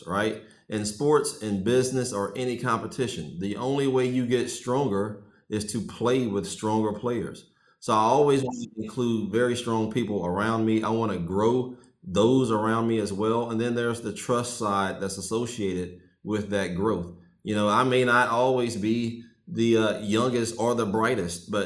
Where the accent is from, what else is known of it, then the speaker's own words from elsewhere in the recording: Sterlington, Louisiana, United States; now in Atlanta, United States; I grew up in Sterlington, Louisiana. It's a small rural town in North Louisiana.